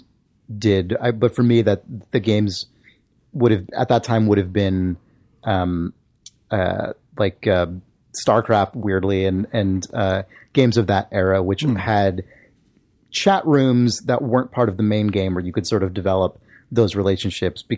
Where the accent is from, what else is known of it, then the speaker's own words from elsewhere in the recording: San Diego, California, United States; moved away; the town where I grew up in San Diego